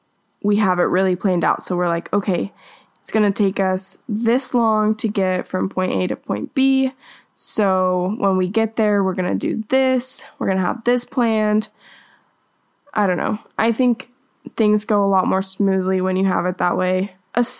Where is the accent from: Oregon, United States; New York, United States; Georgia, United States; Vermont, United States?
Georgia, United States; moved away; also born or lived in Utah; growing up in Georgia.